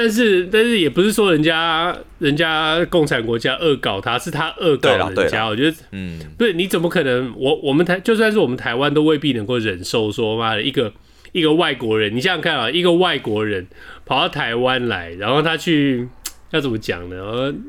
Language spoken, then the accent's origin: Chinese; United States; Chinese is a second language; now in Taiwan; 我不是那种，嗯，我不是那种去美国去美国游学两个月回来就又又我是去美国长大的。